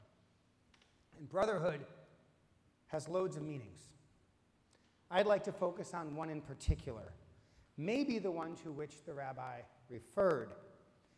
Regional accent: southern New England, United States; now in Brookline, United States; I grew up in an Irish, Italian, Portuguese neighborhood as an Irish, Italian, Portuguese kid in southern New England

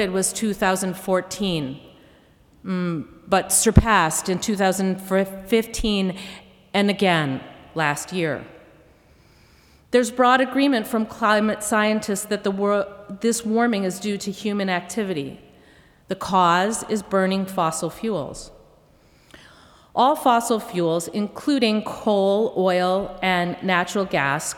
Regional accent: Minnesota, United States; growing up in Minnesota

